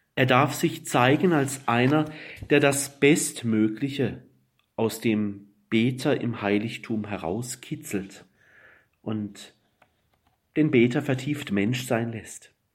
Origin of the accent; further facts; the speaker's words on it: Black Forest, Baden-Württemberg, Germany; Ich komme aus dem Schwarzwald